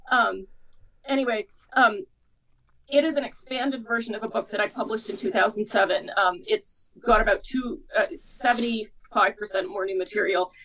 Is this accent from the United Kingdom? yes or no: no; Canada; I'm Canadian myself